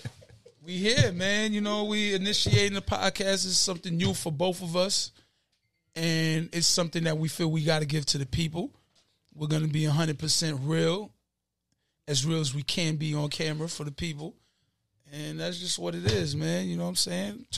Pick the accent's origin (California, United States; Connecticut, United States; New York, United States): New York, United States; New York City; also born or lived in Elmhurst; Always been from Queens